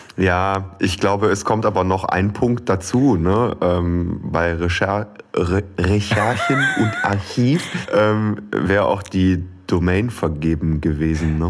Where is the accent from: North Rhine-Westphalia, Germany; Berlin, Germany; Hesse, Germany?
North Rhine-Westphalia, Germany; Aachen area; im Aachener Klinikum habe ich das Licht der Welt erblickt. Ähm, bin dann allerdings im Umland groß geworden und jetzt auch wieder ins Umland gezogen